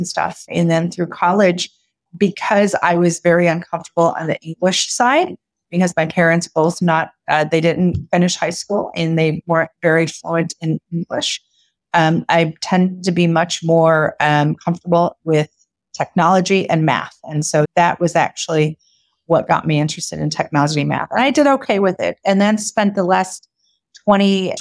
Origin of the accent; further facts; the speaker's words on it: California, United States; born and raised in California from a Mexican father and a Japanese mother.